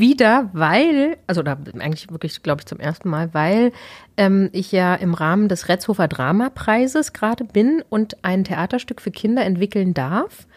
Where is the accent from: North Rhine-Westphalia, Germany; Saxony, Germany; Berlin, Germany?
Berlin, Germany; moved away as an adult; also born or lived in Karlsruhe; now in Regensburg, Germany; Ich komme ursprünglich aus Berlin, genau, habe 30 Jahre da gelebt und bin dann irgendwie immer weiter gen Süden gezogen